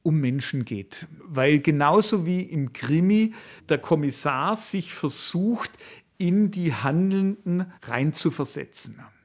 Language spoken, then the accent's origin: German; Swabia, Germany; accent: Swabian; ich habe einen schwäbischen Akzent